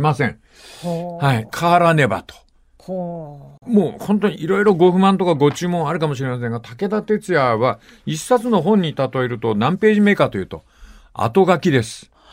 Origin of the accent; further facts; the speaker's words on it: Fukuoka, Japan; moved away; 私の実家は博多区です。